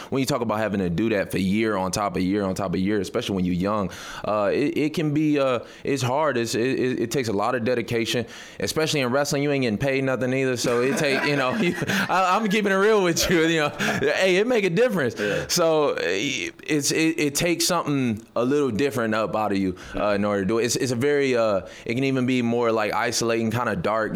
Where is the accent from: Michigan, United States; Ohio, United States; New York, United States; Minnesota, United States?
Michigan, United States; Detroit; I'm, I'm from Detroit